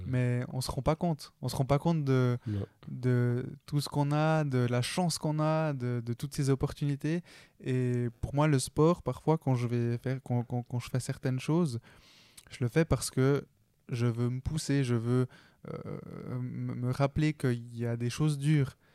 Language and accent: French; Switzerland; je suis né en Suisse